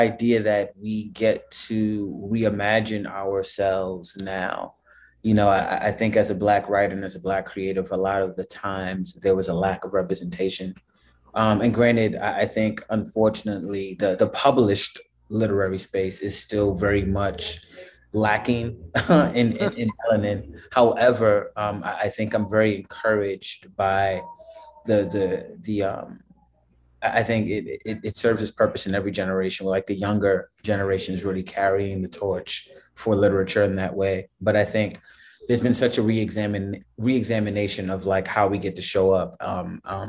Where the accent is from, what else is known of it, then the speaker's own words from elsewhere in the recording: New York City, New York, United States; also born or lived in Brooklyn; born and raised in the Bronx, currently living in Brooklyn